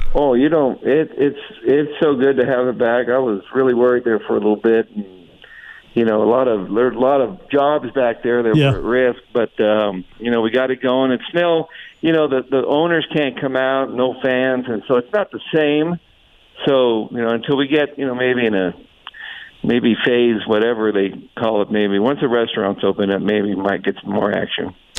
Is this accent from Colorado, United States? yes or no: no; Tucson, Arizona, United States; growing up in Tucson